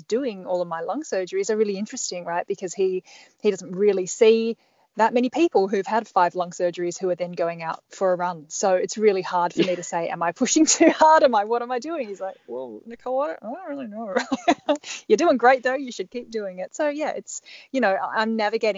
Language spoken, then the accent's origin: English; Perth, Western Australia, Australia; moved away; also born or lived in Melbourne / Sydney / Canberra; I'm Perth born and bred in Western Australia originally.